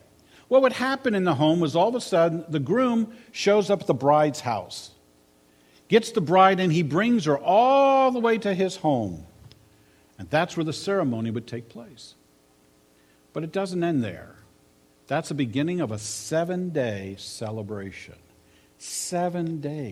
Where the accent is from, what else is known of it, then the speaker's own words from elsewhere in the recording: Maryland, United States; moved away; I grew up in Maryland, which is more of a southern state